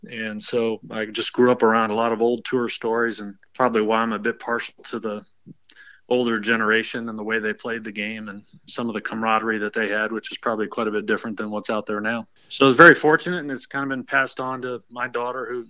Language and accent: English; Boynton Beach, Florida, United States; I was born and raised in Boynton Beach and grew up at Delray Dunes Golf Club